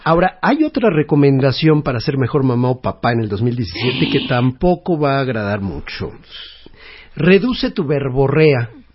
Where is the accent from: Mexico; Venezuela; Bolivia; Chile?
Mexico; como cultura mexicana de familia muégano, de la que estamos tan orgullosos